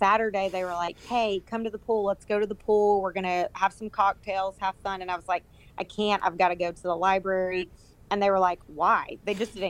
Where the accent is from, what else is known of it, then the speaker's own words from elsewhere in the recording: Alabama, United States; moved away as an adult; also born or lived in Knoxville, Tennessee; I'm from Alabama